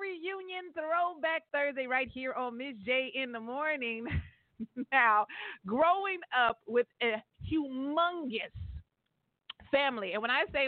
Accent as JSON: {"language": "English", "region": "California", "country": "United States", "tie": "born or raised there", "said": "everybody in my hometown in the 209. You know, Mickey Groves Park"}